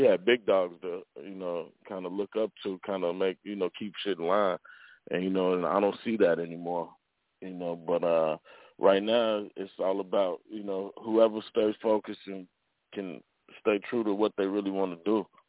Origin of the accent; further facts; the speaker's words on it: Chicago, Illinois, United States; I grew up in Chicago.